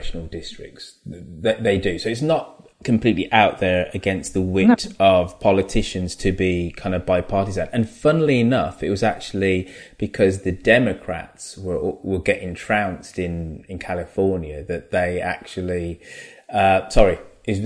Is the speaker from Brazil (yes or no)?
no; United Kingdom; As a Brit and as a black British person